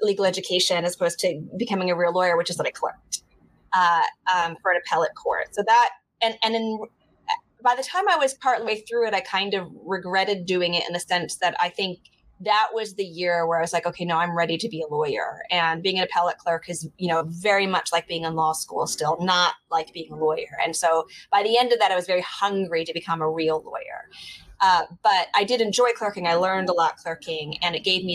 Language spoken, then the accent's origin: English; Michigan, United States; moved away as an adult; now in New York City, United States; You know, I'm from Michigan. I grew up in Michigan